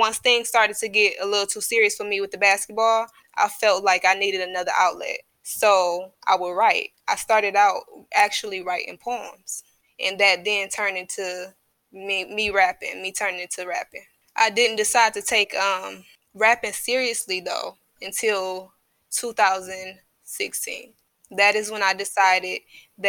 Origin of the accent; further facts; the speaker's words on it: Detroit, Michigan, United States; also born or lived in Inkster, Michigan; I was born in, my family is from Inkster. So I was born out there, but I was raised in Detroit. We moved to Detroit when I was, fifth grade